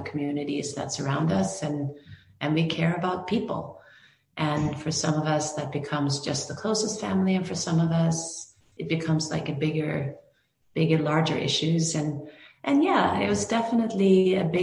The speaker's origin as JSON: {"language": "English", "country": "Norway", "tie": "born or raised there", "also_born_or_lived": "Greenwood, Indiana / New York / Los Angeles", "moved": "as an adult", "lives_now": "United States", "said": "I grew up in Norway"}